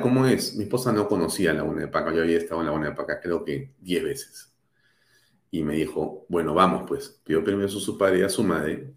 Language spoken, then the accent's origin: Spanish; Peru; also born or lived in Lima; yo como ciudadano peruano